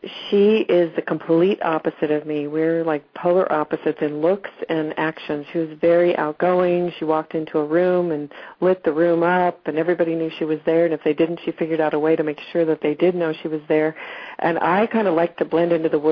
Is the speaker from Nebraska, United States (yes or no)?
yes; Lincoln, Nebraska, United States; I grew up in Lincoln, Nebraska